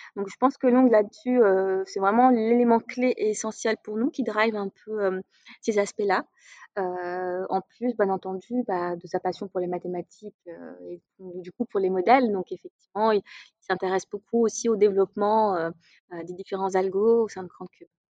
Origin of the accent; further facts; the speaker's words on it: Casablanca, Casablanca-Settat, Morocco; moved away as an adult; now in Paris, France; je suis née, j'ai grandi au Maroc, à Casablanca.